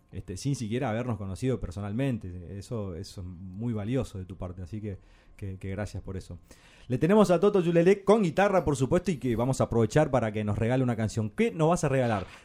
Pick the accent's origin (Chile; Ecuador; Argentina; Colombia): Argentina; Corrientes; now in Buenos Aires, Argentina; soy correntino.